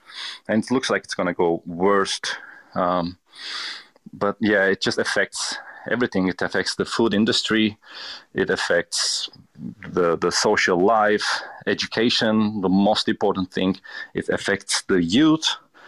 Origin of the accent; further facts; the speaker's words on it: Turkey; I was born in Turkey and I was raised in Turkey. I can easily say that my family has never been a traditional Turkish family.